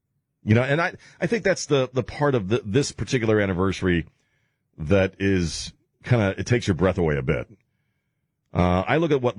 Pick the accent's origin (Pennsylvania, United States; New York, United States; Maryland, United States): Maryland, United States; moved away as an adult; now in Texas, United States; I'm going to be living in Texas. I grew up in Maryland, man. What the hell am I doing in Texas? And yet, I found a home here. I found a place where I could lay down some roots.